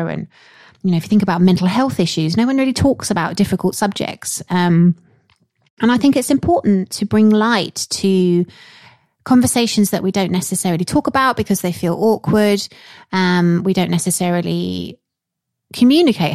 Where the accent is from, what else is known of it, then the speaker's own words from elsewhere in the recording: Yorkshire and the Humber, United Kingdom; accent: Yorkshire; going to Broughton Hall, my Yorkshire accent, which is up in Yorkshire